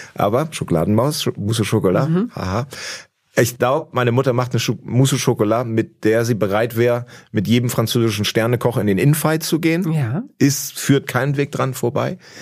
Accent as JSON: {"language": "German", "town": "Hemmoor", "region": "Lower Saxony", "country": "Germany", "tie": "born or raised there", "moved": "yes", "lives_now": "Berlin, Germany", "said": "in Hemmoor, wo ich herkomme"}